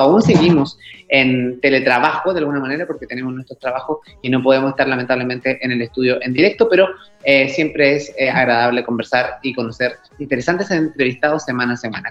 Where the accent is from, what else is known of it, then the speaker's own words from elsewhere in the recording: Chile; nuestro país